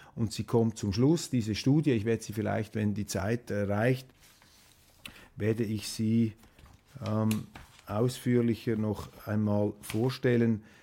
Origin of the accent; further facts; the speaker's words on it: Switzerland; als Schweizer